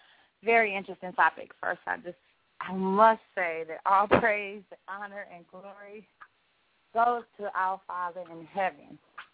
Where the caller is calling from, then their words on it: Jacksonville, Florida, United States; Jacksonville. Hi, this is